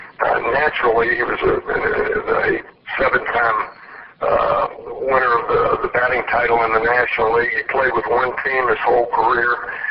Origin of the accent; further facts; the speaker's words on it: Memphis, Tennessee, United States; growing up in Memphis, Tennessee, that was Cardinal country. It's only 290 miles south of St. Louis.